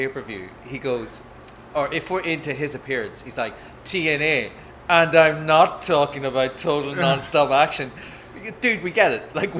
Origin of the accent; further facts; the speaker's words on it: Ireland; because I'm living in Ireland, I'm Irish